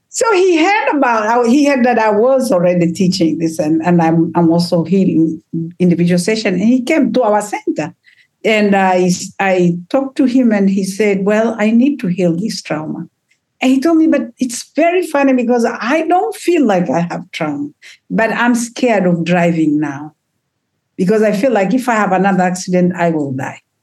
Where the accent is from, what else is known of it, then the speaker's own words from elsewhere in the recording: Tanzania; moved away; I come from Africa